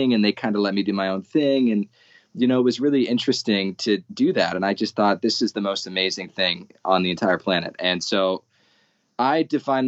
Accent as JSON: {"language": "English", "region": "Arizona", "country": "United States", "said": "I'm from Arizona. It's a very white area"}